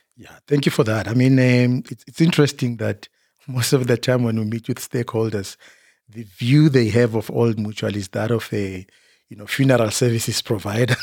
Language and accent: English; Bushbuckridge, Mpumalanga, South Africa; I was born in Mpumalanga, Bushbuck Ridge. That's where I was born and bred.